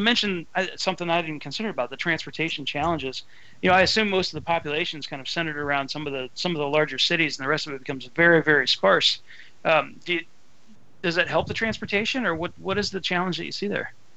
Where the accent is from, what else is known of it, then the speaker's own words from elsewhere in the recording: Ohio, United States; I'm from Ohio